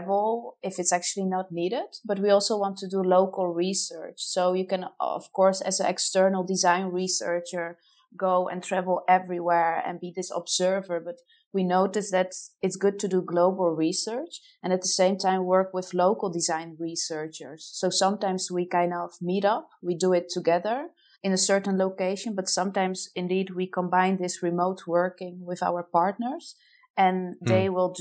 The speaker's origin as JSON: {"language": "English", "country": "Poland", "also_born_or_lived": "Netherlands", "moved": "yes", "lives_now": "Amsterdam, Netherlands", "said": "I'm originated from Poland"}